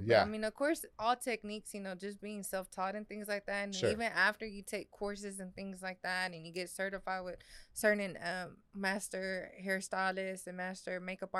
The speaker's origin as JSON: {"language": "English", "town": "Waco", "region": "Texas", "country": "United States", "tie": "born or raised there", "said": "Well, because I was born and raised in Waco."}